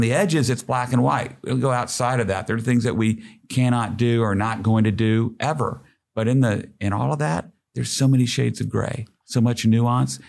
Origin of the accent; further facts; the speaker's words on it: Oklahoma, United States; moved away as an adult; now in Kansas City, United States; I am from Oklahoma